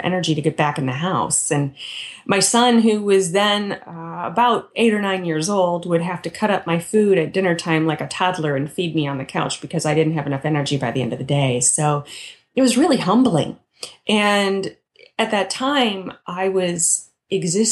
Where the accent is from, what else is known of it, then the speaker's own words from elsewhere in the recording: Midwest, United States; I grew up in the Midwest